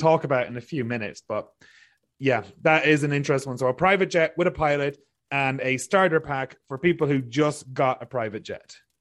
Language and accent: English; Ireland; now in British Columbia, Canada; growing up in Ireland